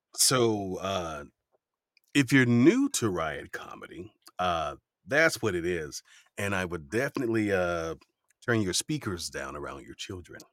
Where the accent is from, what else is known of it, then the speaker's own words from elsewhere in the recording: Miami, Florida, United States; growing up in Miami